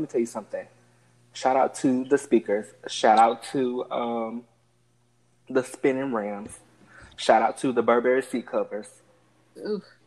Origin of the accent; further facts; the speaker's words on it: Alabama, United States; I'm from Alabama